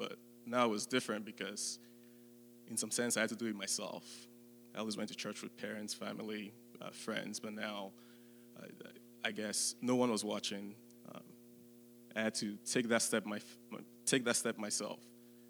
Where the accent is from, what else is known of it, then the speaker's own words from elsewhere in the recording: Nigeria; moved away as an adult; now in West Lafayette, United States; I was born in Nigeria. I grew up in Nigeria for the first 18 years